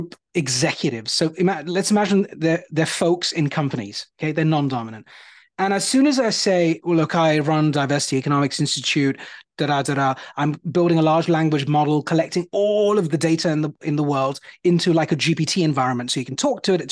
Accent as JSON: {"language": "English", "country": "United Kingdom", "tie": "born or raised there", "also_born_or_lived": "India", "accent": "British", "said": "I've been in the UK most of my life"}